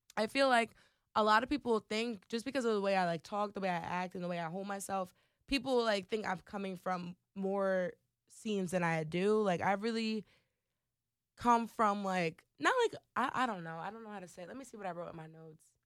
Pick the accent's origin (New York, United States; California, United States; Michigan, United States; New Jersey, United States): New Jersey, United States; Trenton; moved away as an adult; also born or lived in Pittsburgh, Pennsylvania; now in Philadelphia, United States; born and raised in Trenton, New Jersey.